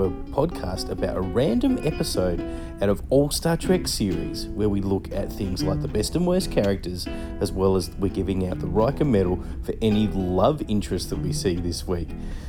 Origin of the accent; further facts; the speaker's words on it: Australia; I'm from Australia